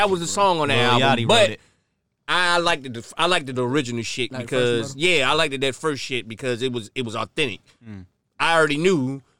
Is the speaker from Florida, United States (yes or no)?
yes; Florida, United States; I'm from Florida.